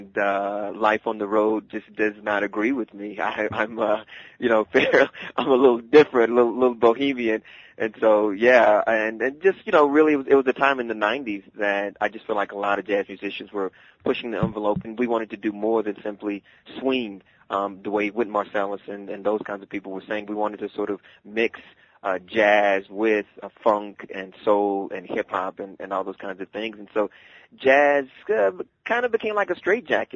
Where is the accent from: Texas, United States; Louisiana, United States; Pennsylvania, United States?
Texas, United States; Dallas; moved away; I actually grew up in the South, in Dallas, Texas